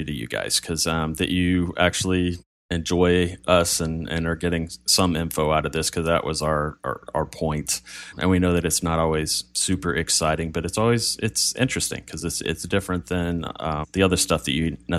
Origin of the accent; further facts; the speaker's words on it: United States; we know we're very American in a lot of ways, even as Greek as Pete is. We know we're very American.